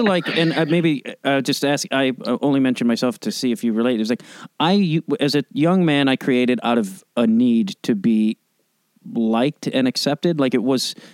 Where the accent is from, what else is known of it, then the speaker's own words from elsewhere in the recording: Chicago, Illinois, United States; I'm from Chicago